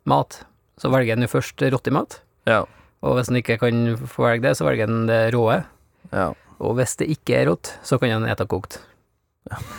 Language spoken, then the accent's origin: Norwegian; Greenland; Der jeg kommer fra, setter du fram sådd.